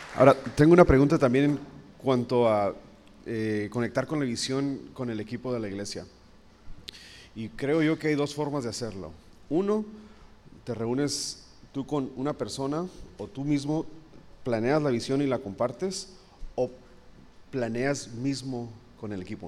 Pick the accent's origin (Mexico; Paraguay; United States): Mexico; nosotros como mexicanos